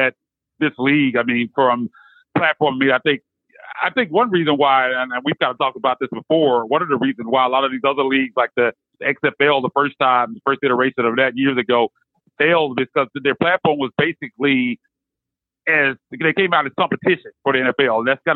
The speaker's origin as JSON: {"language": "English", "town": "Memphis", "region": "Tennessee", "country": "United States", "tie": "born or raised there", "also_born_or_lived": "San Francisco", "said": "Basically a lifelong Memphian. I was born in San Francisco, actually, but I've been in Memphis pretty much all my life"}